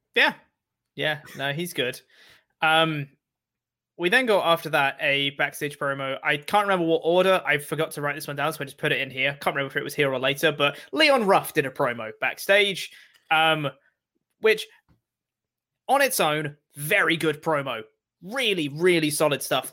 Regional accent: England, United Kingdom; as an English man

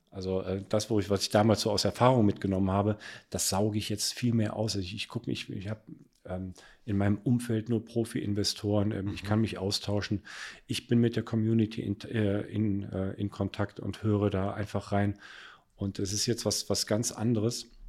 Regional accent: Cologne, North Rhine-Westphalia, Germany; Zu dem Zeitpunkt war ich in Frankfurt damals und wollte aber irgendwann mal nach Köln zurück. Ich bin Kölner äh, durch und durch und ähm, habe die Wohnung in Köln gekauft

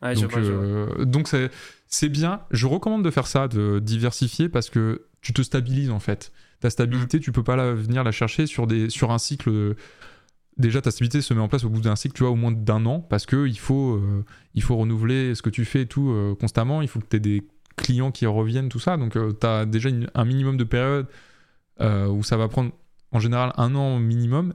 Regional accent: France; nous en tant que Français

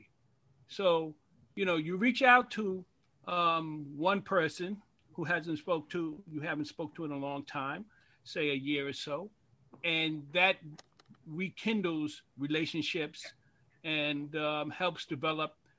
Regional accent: New York City, New York, United States; how you grew up in East New York, because I'm originally from Pink House Projects

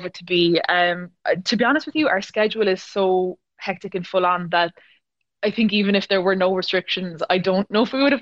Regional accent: Ballincollig, Munster, Ireland; I was born and raised in Cork in Ballincollig

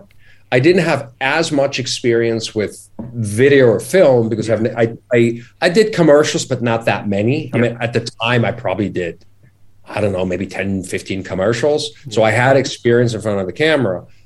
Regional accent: Vorblaufen, outside Bern, Switzerland; moved away as an adult; I was a kid from Switzerland, from Vorblaufen, which is outside of Bern

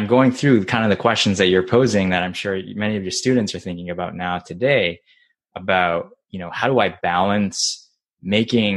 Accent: Japan; moved away; I grew up in Japan, and baseball is like a religion there

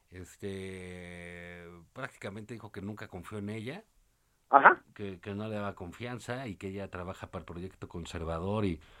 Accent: Tabasco, Mexico; no sé, yo soy de Tabasco, ¿no?

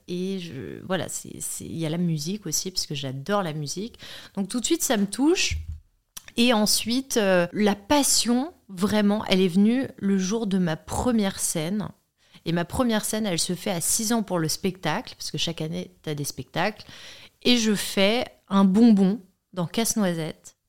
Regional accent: Paris, Île-de-France, France; also born or lived in Chambray-lès-Tours; je viens de Paris, je suis née à Chambray-les-Tours

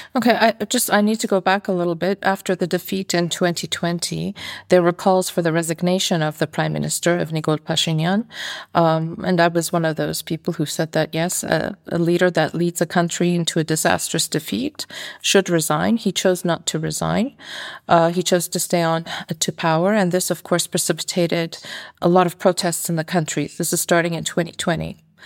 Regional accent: Canada; moved away as an adult; now in Armenia; I'm from North America originally. I'm from Canada

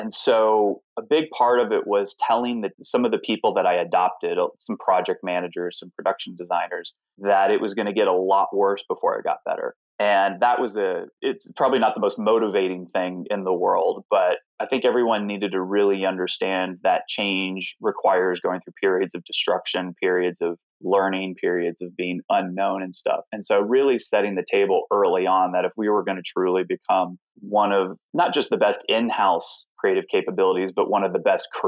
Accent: the South, United States; So whenever I tell people I'm from the South, they are very confused. Most people think I'm from California. I've had a lot of people think I'm from Europe, which is always strange to hear. But I'm like, I actually wish I had a very thick Southern accent.

